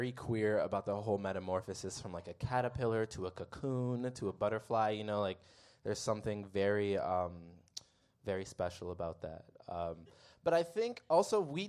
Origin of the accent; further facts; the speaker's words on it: Midwest, United States; I'm from the Midwest